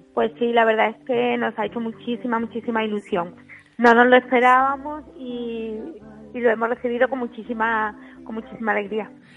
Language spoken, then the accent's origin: Spanish; Coripe, Andalusia, Spain; yo que soy de Coripe